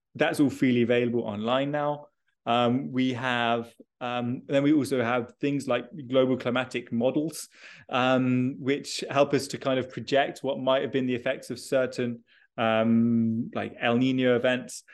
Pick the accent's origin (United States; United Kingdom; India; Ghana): United Kingdom; moved away; I am originally British uh, and I did all my schooling. Uh, in the UK